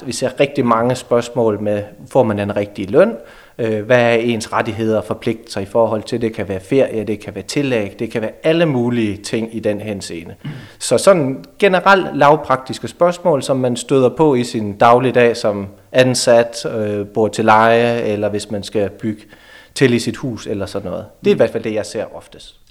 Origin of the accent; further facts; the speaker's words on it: Hasselager near Aarhus, Central Denmark Region, Denmark; moved away as an adult; also born or lived in Aalborg / Brønderslev / Greenland; Jeg kommer fra Hasten ved, ved Aarhus af, udlært elektriker